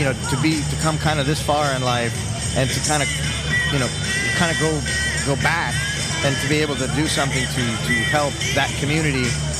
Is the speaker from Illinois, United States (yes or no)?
no; Davie, Florida, United States; where I grew up in Florida, we had, it was a southern town. It was a town of Davie.